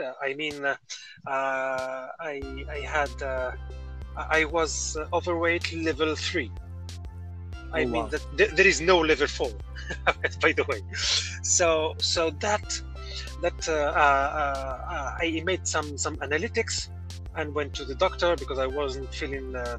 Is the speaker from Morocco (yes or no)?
yes; Morocco; I am from Morocco